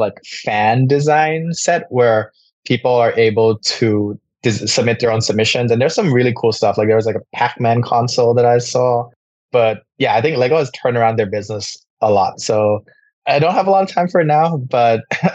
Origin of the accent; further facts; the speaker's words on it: Bangkok, Thailand; I grew up in Bangkok, so born and raised in Thailand.